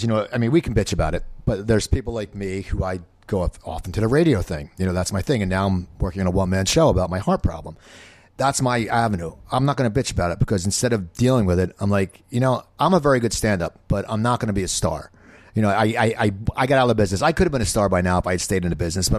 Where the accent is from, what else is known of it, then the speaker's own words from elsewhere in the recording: outside Philadelphia, New Jersey, United States; moved away; I grew up outside Philadelphia, New Jersey.